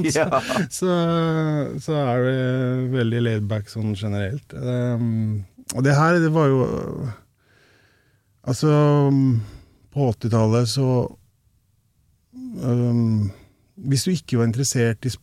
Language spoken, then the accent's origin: Norwegian; Rauland, Vestfold og Telemark, Norway; Som du sikkert hører, så har jeg ikke så mye igjen av dialekta heller.